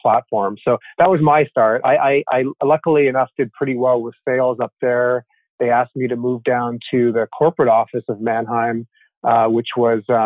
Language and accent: English; Toronto, Ontario, Canada; moved away as an adult; now in United States; I grew up in Toronto, up in Canada